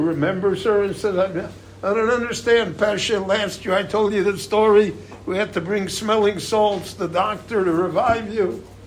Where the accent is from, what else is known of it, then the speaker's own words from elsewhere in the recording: Chicago, Illinois, United States; moved away as an adult; also born or lived in Miami Beach; now in Israel; where I grew up in Chicago